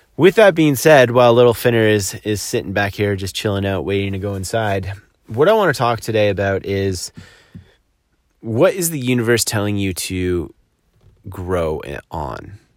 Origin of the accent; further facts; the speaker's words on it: Collingwood, Ontario, Canada; moved away; here in my hometown of Collingwood, Ontario